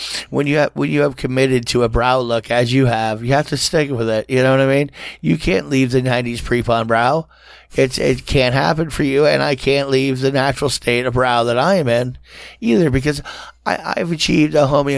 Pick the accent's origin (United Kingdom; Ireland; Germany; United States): Ireland; as an Irish person